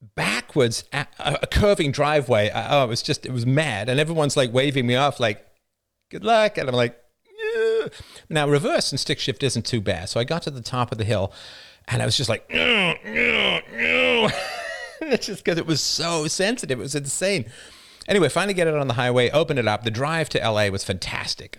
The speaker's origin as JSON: {"language": "English", "country": "United Kingdom", "said": "as a British person"}